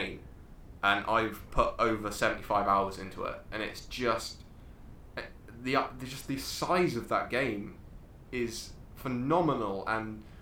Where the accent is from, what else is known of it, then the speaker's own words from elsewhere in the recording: England, United Kingdom; we're English